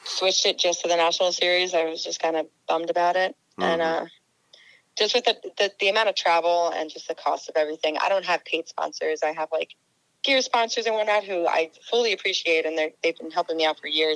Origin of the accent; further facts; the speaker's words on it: Long Island, New York, United States; now in Gardner, United States; I grew up in Long Island